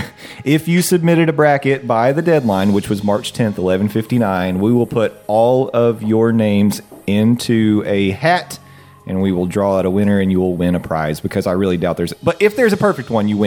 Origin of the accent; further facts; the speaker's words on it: the South, United States; we are from the South.